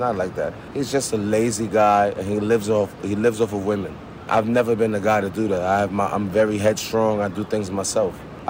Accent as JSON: {"language": "English", "town": "New York City", "region": "New York", "country": "United States", "tie": "born or raised there", "said": "I'm from South Jamaica, Queens, born and raised."}